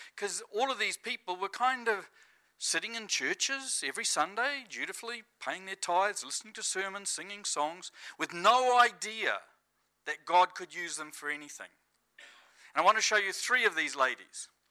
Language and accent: English; New Zealand; moved away as an adult; now in Estonia; I'm kind of feeling at home as a Kiwi